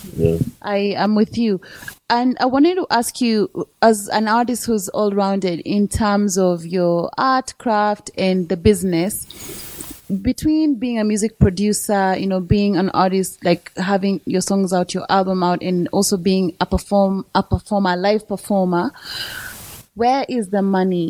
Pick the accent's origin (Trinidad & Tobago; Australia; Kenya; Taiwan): Kenya; I'm from East Africa and Kenya